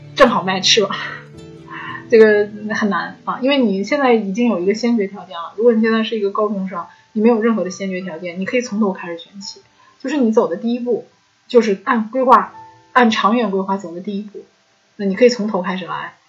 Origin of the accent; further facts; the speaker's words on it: China; 我们中国的影片，可能都是我们中国人来做制片